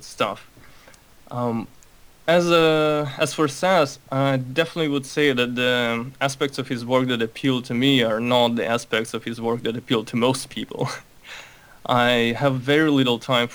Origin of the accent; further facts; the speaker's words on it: Moscow, Russia; also born or lived in Baku, Azerbaijan; now in United States; I was born in Baku. I'm Armenian, so my family had to leave early on because of all the racial stuff. My conscious memory pretty much starts in Russia, in Moscow, where I grew up.